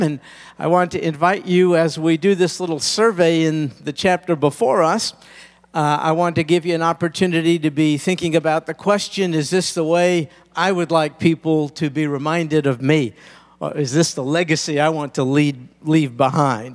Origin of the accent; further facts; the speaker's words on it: United States; particularly as American Christians.